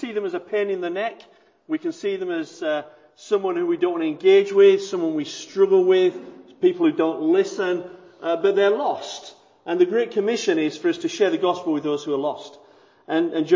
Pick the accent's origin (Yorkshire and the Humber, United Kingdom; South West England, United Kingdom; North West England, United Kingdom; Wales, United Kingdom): Yorkshire and the Humber, United Kingdom; Bradford; I'm from Bradford